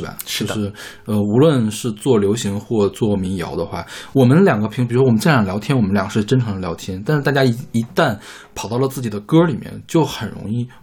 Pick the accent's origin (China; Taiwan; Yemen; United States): China; 我们大陆这边